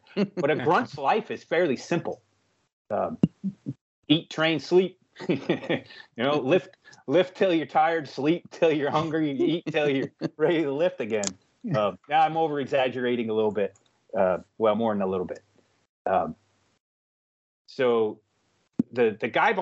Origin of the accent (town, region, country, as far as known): United States